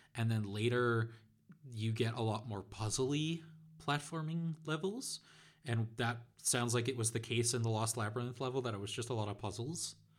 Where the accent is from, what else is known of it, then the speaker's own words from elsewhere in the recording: Netherlands; my home country of the Netherlands